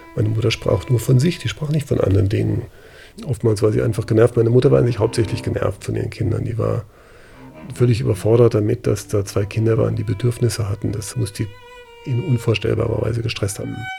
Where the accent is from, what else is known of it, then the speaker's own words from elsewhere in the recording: Freiburg, Baden-Württemberg, Germany; ich bin in Landwasser groß geworden. Landwasser ist eine Hochhaussiedlung außerhalb von Freiburg